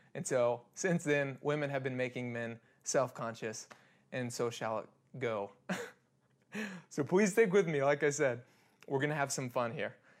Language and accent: English; Kansas, United States; I'm born and raised in Kansas